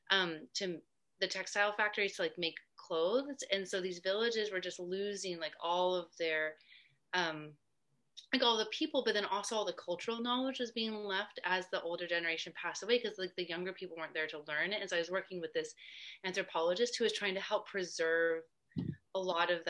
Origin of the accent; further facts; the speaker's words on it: New Hampshire, United States; also born or lived in California / New Jersey / Kentucky; I was born in California, and then I lived in New Jersey and Kentucky, and then um, for a long time in New Hampshire. That's where I was when I went to high school.